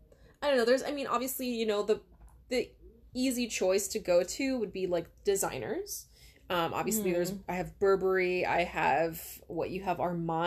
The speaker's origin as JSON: {"language": "English", "region": "Hawaii", "country": "United States", "moved": "yes", "said": "we're from Hawaii"}